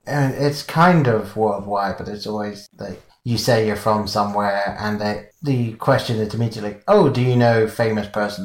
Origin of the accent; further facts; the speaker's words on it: England, United Kingdom; moved away; someone's obviously figured out that I'm English